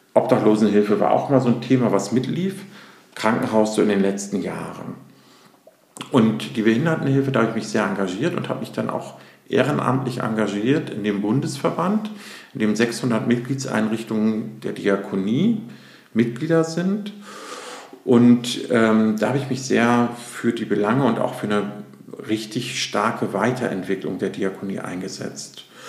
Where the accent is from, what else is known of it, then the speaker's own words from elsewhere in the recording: between Bremen and Hamburg, Lower Saxony, Germany; also born or lived in Hannover; now in Hamburg, Germany; bin aufgewachsen zwischen Bremen und Hamburg